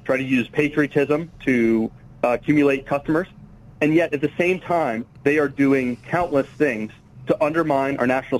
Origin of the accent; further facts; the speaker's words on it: Sarasota, Florida, United States; moved away; Originally grew up in Sarasota, Florida